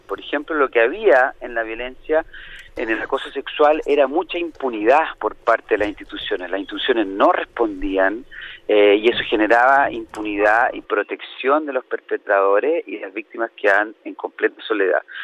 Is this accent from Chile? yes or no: yes; Chile; mi país, Chile